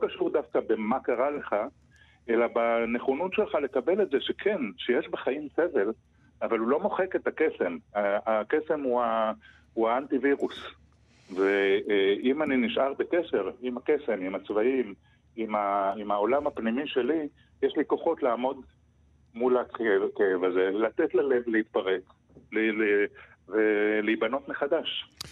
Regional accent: Arad, Southern District, Israel; אני גדלתי- גדלתי בערד

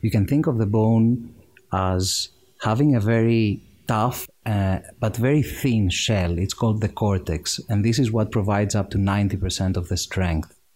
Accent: Greece; moved away as an adult; also born or lived in Cambridge, United Kingdom; now in United Kingdom; I'm from Greece. I grew up there, went to school over there

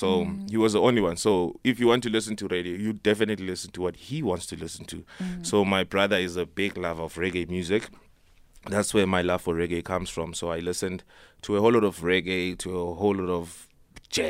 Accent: Johannesburg, Gauteng, South Africa; born or raised there; also born or lived in Nelspruit, Mpumalanga / Eastern Cape

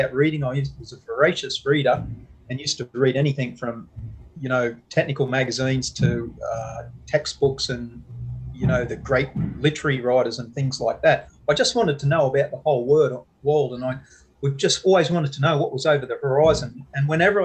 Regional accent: Newcastle, New South Wales, Australia; also born or lived in United States; now in Miami, United States; I was born and raised in Newcastle, though, and now live in the USA.

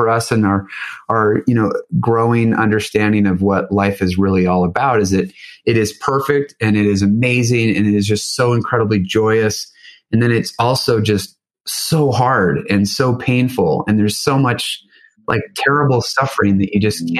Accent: Northeast, United States; moved away; also born or lived in Utah / California / Paris / Florida; We got to go to live in the East Coast where I grew up in the Northeast

